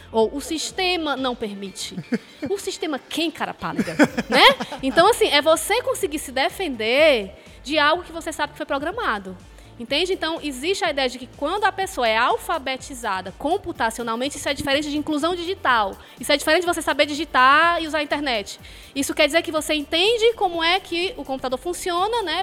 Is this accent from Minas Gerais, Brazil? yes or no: no; Fortaleza, Ceará, Brazil; now in Quixadá, Brazil; Eu sou de Fortaleza